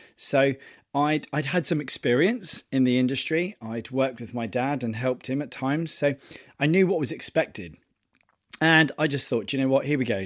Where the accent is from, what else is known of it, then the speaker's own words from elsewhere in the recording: Torquay, South West England, United Kingdom; moved away; I'm going back to my hometown